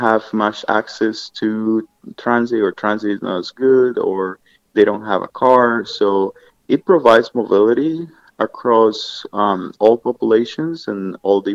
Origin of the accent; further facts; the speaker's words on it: Colombia; moved away as an adult; now in Colorado, United States; I'm from Colombia in South America, and I've lived in the United States for about 20 years, almost now, 18 years.